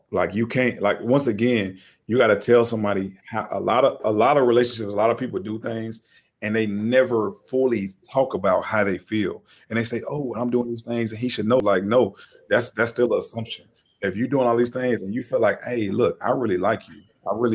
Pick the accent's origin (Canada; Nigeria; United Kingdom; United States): United States; the South; I'm from the South